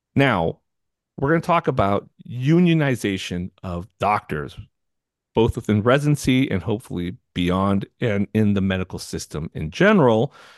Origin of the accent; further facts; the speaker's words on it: California, United States; I'm from California